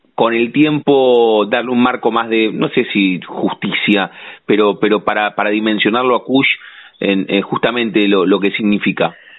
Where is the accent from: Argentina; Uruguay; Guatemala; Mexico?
Argentina; La Plata, Buenos Aires Province; sentimos eso los platenses, tenemos eso